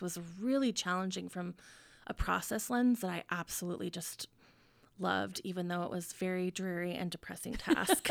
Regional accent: Ogden, Utah, United States; moved away as an adult; also born or lived in Colorado; now in Salt Lake City, United States; I'm from here, I grew up in Ogden

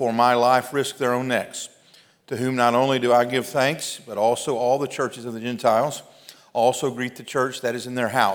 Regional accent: Mississippi, United States; I'm from Mississippi

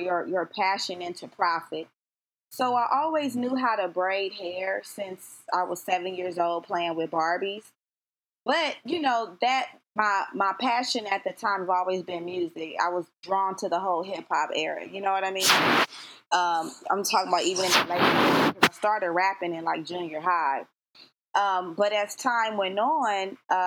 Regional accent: Compton, California, United States; also born or lived in Long Beach / Los Angeles; now in San Fernando Valley, United States; I'm originally from Compton, California. I grew up, like, all through Southern California, Long Beach, Los Angeles.

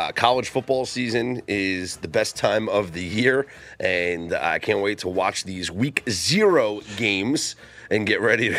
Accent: New York, United States; Growing up in the Northeast, it is not a college football haven. Well, in the New York City metropolitan area, it's not, because all we have is Syracuse, which is many, many hours away from New York City.

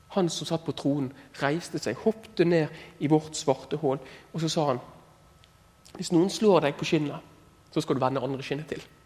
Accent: Askøy, Vestland, Norway; jeg er fra Askøy og har veldig bra foreldre

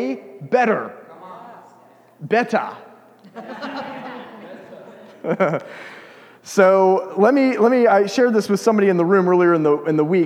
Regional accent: United States; moved away; I'm an American

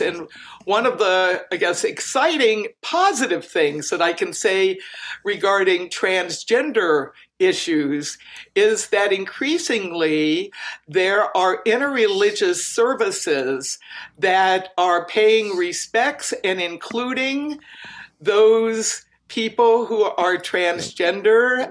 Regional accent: Virginia, United States; now in Wisconsin, United States; I grew up in Virginia, but I'm here in Wisconsin now.

